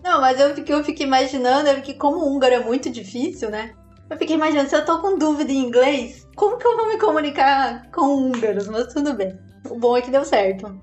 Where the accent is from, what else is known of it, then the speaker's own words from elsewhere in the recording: Capinzal, Santa Catarina, Brazil; moved away; eu nasci em Capinzal, interior de Santa Catarina